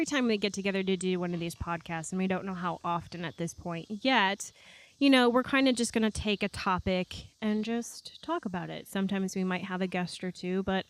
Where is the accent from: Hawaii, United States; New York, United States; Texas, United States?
New York, United States; Rochester; also born or lived in Raleigh, North Carolina; now in Northwest Arkansas, United States; I'm from, born and raised in Rochester, New York.